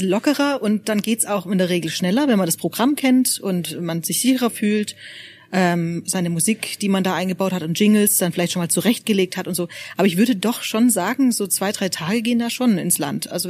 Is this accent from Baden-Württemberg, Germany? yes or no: yes; Baden-Württemberg, Germany; Also das essen auch die Schwaben, also das kenne ich von meiner Heimat noch.